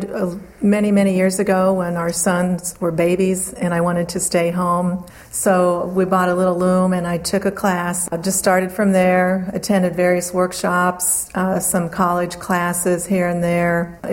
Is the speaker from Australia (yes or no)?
no; Nebraska, United States; I am Indian. I'm Winnebago of the Nebraska tribe, and I draw on Native issues, current and past.